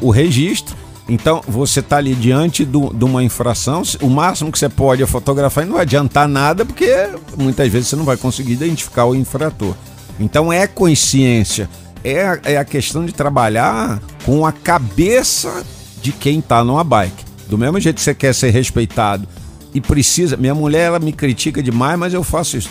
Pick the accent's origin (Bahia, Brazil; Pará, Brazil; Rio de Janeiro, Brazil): Rio de Janeiro, Brazil; now in Brasília, Brazil; O Rio de Janeiro, cidade onde eu nasci